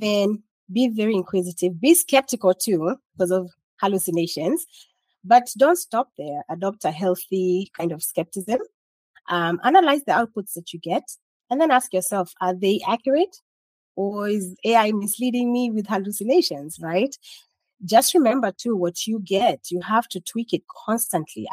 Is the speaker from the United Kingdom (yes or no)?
no; Kenya; now in United States; I'm Kenyan, so I still eat traditional Kenyan dishes.